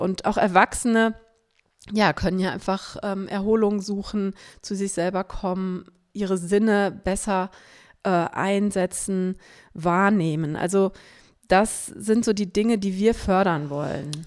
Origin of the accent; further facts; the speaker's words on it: Cologne, North Rhine-Westphalia, Germany; ich bin am Rande von Köln aufgewachsen, im suburbanen Raum kann man es sagen